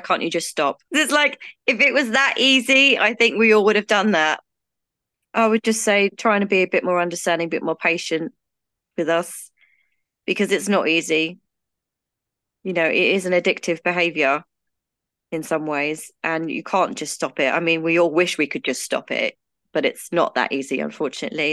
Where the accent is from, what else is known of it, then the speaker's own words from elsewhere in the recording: United Kingdom; I'm from the U K, as you can probably tell from my accent